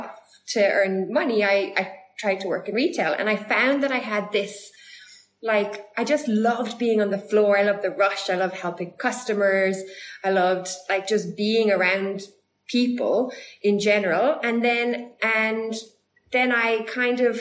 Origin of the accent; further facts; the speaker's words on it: Ireland; moved away as an adult; also born or lived in United States; now in South Africa; growing up in Ireland